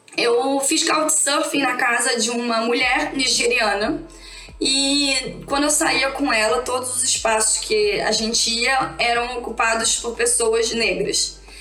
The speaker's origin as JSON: {"language": "Portuguese", "region": "Rio de Janeiro", "country": "Brazil", "said": "Eu sou aqui do Rio de Janeiro"}